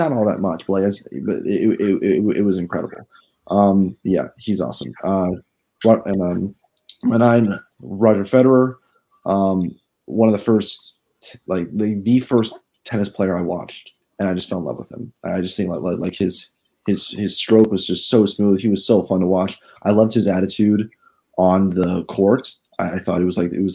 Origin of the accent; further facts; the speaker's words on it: Seattle, Washington, United States; growing up in Seattle for much of my childhood